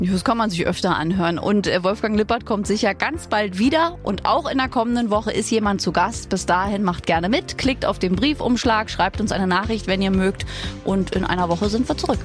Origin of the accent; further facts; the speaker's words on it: Germany; ich bin auch in der DDR geboren.